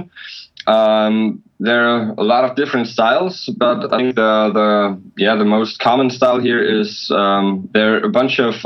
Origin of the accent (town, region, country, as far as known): Germany; English is a second language